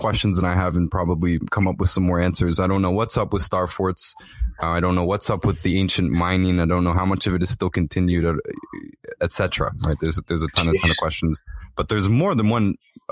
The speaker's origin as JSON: {"language": "English", "town": "Toronto", "region": "Ontario", "country": "Canada", "tie": "born or raised there", "said": "I filmed what I thought was a pyramid in my hometown, in East Toronto"}